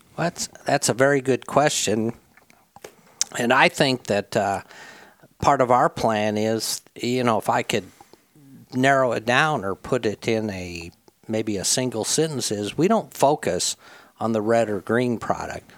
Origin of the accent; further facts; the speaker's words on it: Midwest, United States; now in Jonesboro, Arkansas, United States; I grew up in the Midwest on a um, family farm up there.